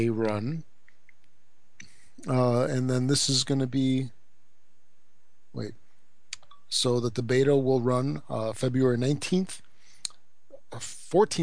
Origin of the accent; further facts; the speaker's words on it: United States; accent: American; my American accent